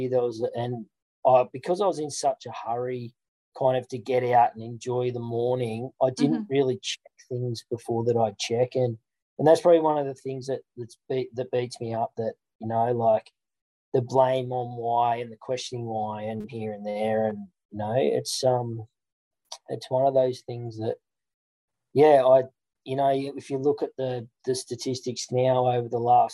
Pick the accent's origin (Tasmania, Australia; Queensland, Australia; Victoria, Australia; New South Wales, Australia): New South Wales, Australia; Central Coast; growing up on the Central Coast as a professional lifeguard